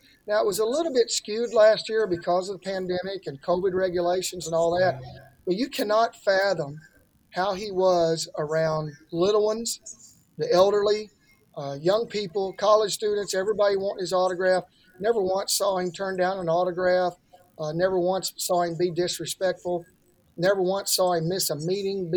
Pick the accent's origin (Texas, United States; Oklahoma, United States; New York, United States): Oklahoma, United States; This is where I went to school. This is my home state